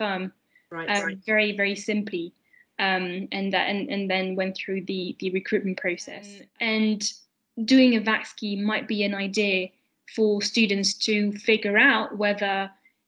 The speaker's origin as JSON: {"language": "English", "country": "France", "tie": "born or raised there", "also_born_or_lived": "London, United Kingdom", "moved": "as an adult", "said": "I lived in France, my home country up to then."}